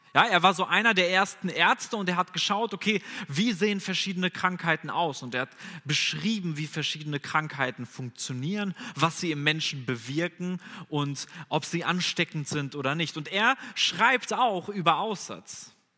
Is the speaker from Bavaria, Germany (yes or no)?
no; Bünde, North Rhine-Westphalia, Germany; moved away as an adult; now in Bonn, Germany; Ich komme ursprünglich aus Bünde, das ist ja gar nicht so weit weg von hier